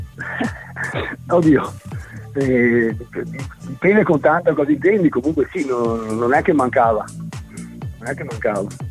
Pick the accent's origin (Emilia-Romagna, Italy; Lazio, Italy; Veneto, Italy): Veneto, Italy; Galliera Veneta; also born or lived in Padua; now in Vicenza, Italy; Sono, nato, sono, nato, a Padova, sono cresciuto a Galliera Veneta, adesso vivo a Vicenza.